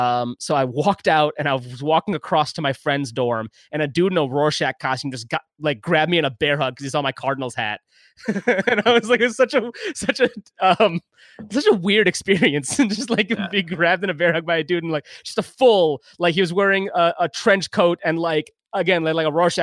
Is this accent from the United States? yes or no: no; Pakistan; born there; I was born in Pakistan.